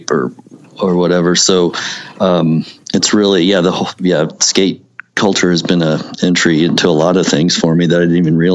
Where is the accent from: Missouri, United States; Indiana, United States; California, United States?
Missouri, United States; this is another thing that intrigues me about my hometown growing up, and it's in skating and all that um, it's funny because the town over the the college town Rolla